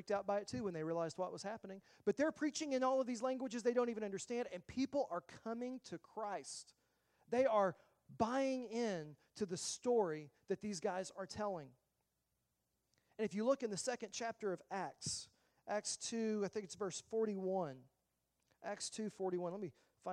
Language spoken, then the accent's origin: English; the South, United States; I grew up in the South.